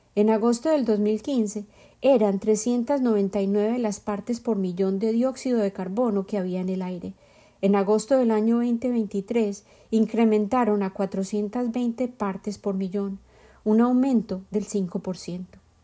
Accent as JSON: {"language": "Spanish", "region": "Bogotá", "country": "Colombia", "tie": "born or raised there", "moved": "yes", "said": "Llegué de la capital de mi tierra natal, Bogotá"}